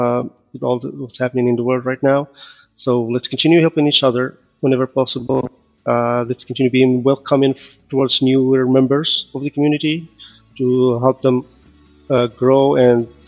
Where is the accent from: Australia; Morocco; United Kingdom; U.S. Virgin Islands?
Morocco; now in Canada; I am originally from Morocco. I moved to Canada in 2005, became citizen in 2014.